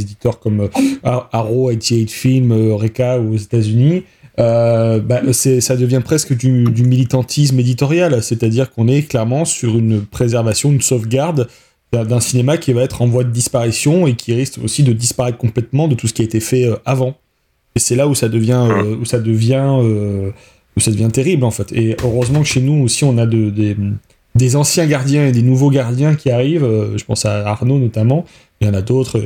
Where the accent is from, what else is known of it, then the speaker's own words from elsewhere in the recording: France; chez nous en France